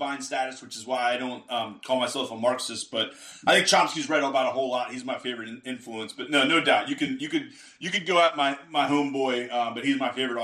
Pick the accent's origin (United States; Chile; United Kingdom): United States; I say we as an American.